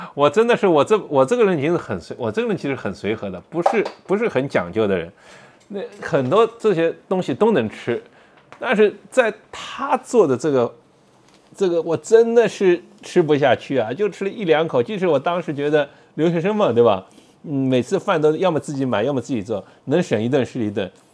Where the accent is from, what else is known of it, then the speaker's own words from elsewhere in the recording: China; moved away as an adult; now in Boston, United States; 我们中国人嘛